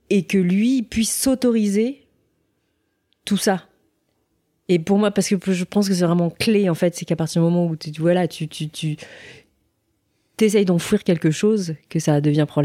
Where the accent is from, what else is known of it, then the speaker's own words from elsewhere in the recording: Seoul, South Korea; born there; moi je suis née à Séoul, donc à la capitale au nord.